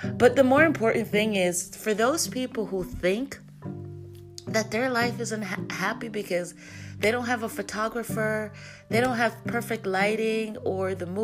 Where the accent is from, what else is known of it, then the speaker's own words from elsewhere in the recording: Jamaica; we're loud Jamaican